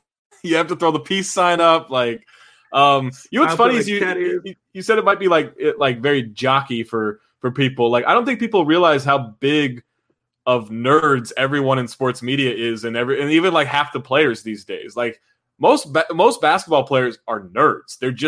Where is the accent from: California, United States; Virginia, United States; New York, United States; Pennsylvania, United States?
California, United States; Sacramento; Yeah, I grew up in Sacramento.